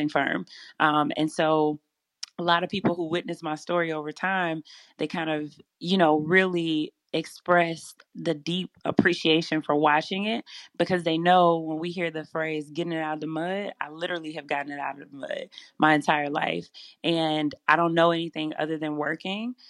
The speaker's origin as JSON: {"language": "English", "town": "Selma", "region": "Alabama", "country": "United States", "tie": "born or raised there", "also_born_or_lived": "Louisiana", "moved": "as an adult", "said": "my hometown of Selma, Alabama"}